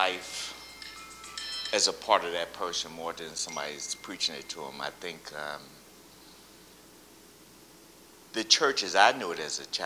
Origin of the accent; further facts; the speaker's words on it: Chicago, Illinois, United States; now in Detroit, United States; Originally Chicago, living in Detroit the last 35 years.